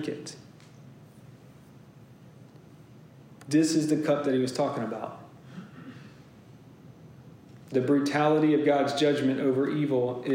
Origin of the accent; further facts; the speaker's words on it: Lincolnton, Georgia, United States; moved away; I grew up in Lincolnton, Georgia